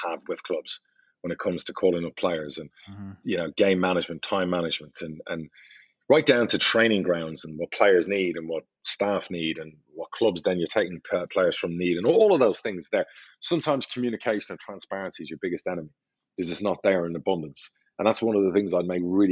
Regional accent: Ireland; I'm Irish

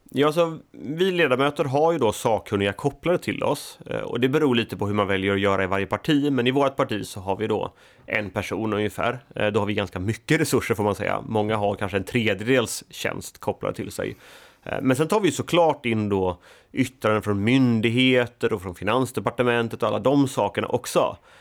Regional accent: Sweden; moved away; also born or lived in Gothenburg; jag är född och uppvuxen i Småland, på landsbygden, flyttade till Göteborg.

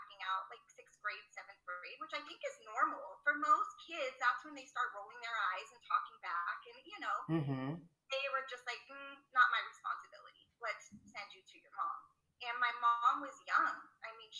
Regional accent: San Francisco, California, United States; moved away; from San Francisco

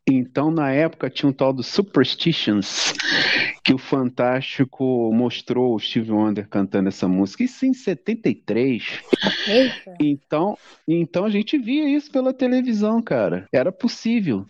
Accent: Belford Roxo, Rio de Janeiro, Brazil; Eu nasci lá na, na Areia Branca, que na época era Belfor Roxo, ou era Nova Iguaçu, pertencia ao município de Nova Iguaçu, a Baixada Fluminense

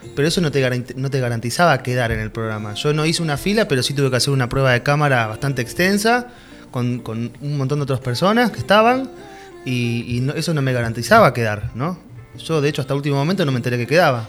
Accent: Argentina; also born or lived in Mexico; no anotarme en Argentina y no probar en mi país

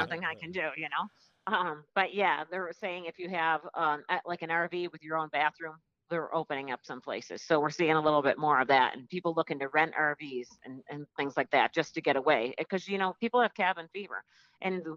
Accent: Buffalo, New York, United States; growing up in South Buffalo

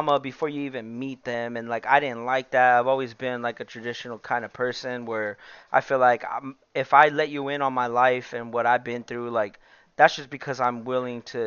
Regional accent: El Centro, California, United States; we're all from El Centro

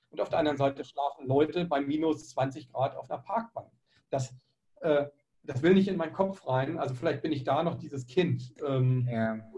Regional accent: Germany; also ich bin in einem, in Deutschland groß geworden

